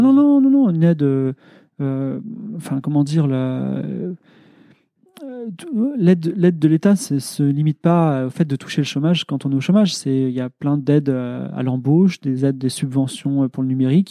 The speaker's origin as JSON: {"language": "French", "country": "France"}